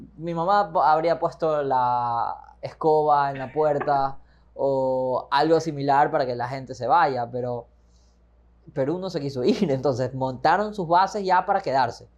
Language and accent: Spanish; Ecuador